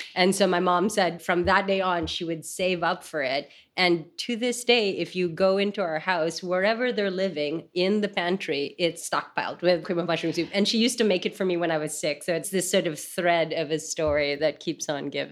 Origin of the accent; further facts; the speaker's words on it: Manila, Metro Manila, Philippines; moved away; I grew up in Manila